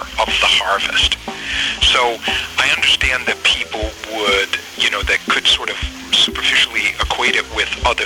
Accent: Maine, United States; I grew up in Maine

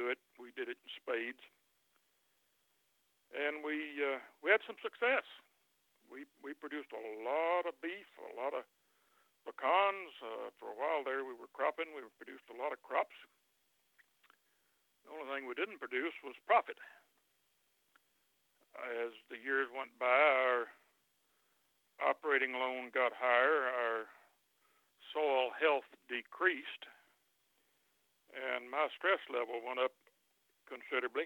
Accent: West Texas, United States; moved away as an adult; now in Oklahoma, United States; I grew up in West Texas

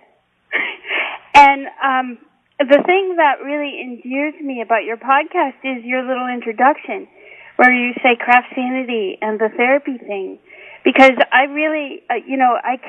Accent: Guilford, Connecticut, United States; also born or lived in West Coast; now in Norwalk, United States; I have lived in Connecticut for most of my life. I grew up in Guilford

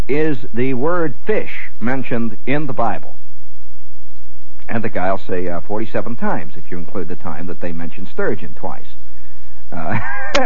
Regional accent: United States; as an American

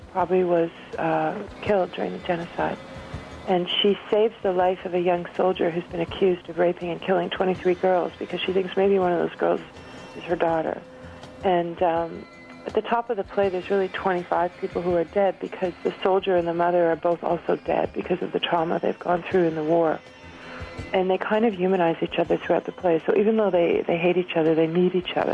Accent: Montreal, Quebec, Canada; growing up in Montreal with a Belgian mom and a French-Canadian

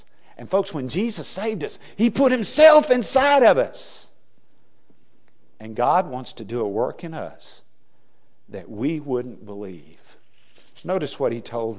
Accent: West Texas, United States; moved away; also born or lived in Louisiana; I was raised in West Texas where the ground is flat

